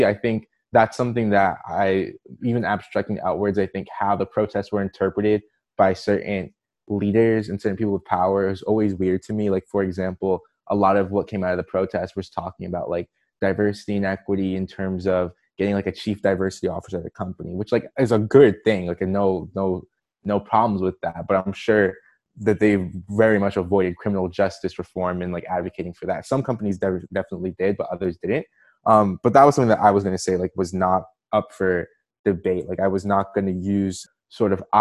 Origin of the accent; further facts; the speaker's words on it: Maryland, United States; I'm from Maryland, so right outside of Washington, D.C.